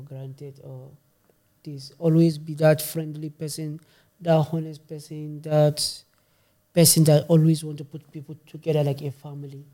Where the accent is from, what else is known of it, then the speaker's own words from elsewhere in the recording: Kano State, Nigeria; also born or lived in Maiduguri, Borno, Nigeria; now in Stuttgart, Germany; So, I'm from Nigeria. I born in Maiduguri. Grow up in Kano State.